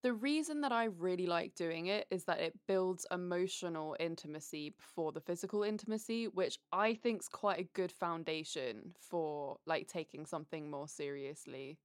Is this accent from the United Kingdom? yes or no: yes; United Kingdom; accent: British; now in United States